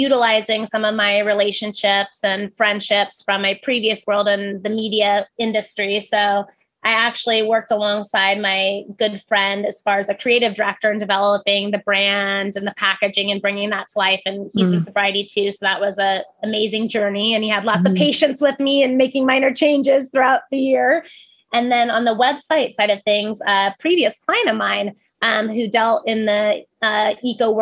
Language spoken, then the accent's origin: English; Pacific Northwest, United States; also born or lived in Oahu, Hawaii; now in Oregon, United States; I grew up in the Pacific Northwest